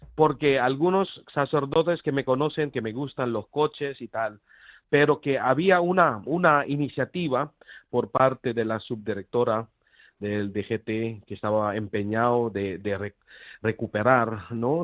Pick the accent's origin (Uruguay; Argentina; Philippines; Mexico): Philippines; Spanish is a second language; now in Granada, Spain; yo soy filipino, extranjero